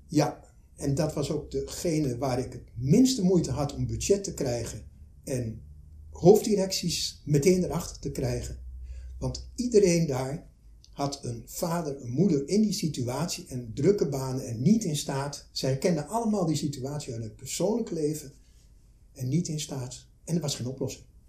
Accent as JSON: {"language": "Dutch", "area": "Twente", "region": "Overijssel", "country": "Netherlands", "said": "ik kom uit Twente"}